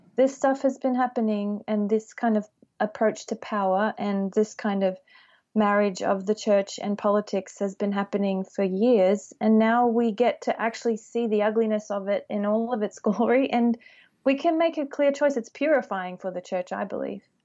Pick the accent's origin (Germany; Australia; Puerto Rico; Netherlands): Australia; moved away; growing up in Australia